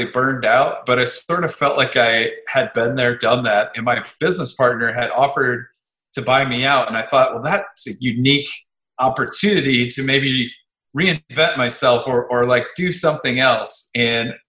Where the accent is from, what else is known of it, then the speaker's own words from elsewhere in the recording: Midwest, United States; moved away; I was from the Midwest and had a business there